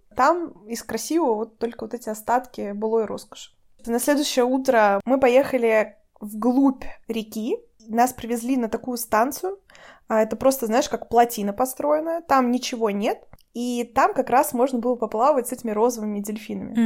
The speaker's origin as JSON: {"language": "Russian", "country": "Russia", "said": "у нас в России"}